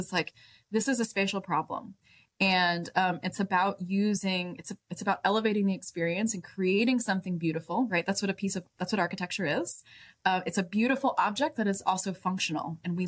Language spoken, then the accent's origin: English; Dallas-Fort Worth area, Texas, United States; now in Austin, United States; I'm born and raised Texan. I grew up in the Dallas-Fort Worth area